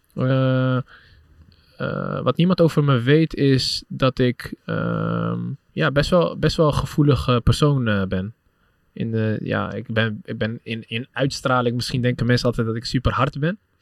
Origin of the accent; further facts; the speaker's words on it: Utrecht, Netherlands; Ik ben Utrechter